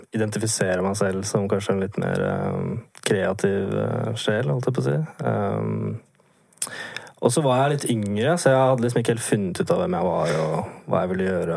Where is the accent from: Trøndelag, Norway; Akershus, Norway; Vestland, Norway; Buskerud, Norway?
Akershus, Norway; Vinterbro; moved away as an adult; jeg er fra et sted litt utenfor Oslo som uh, heter Vinterbro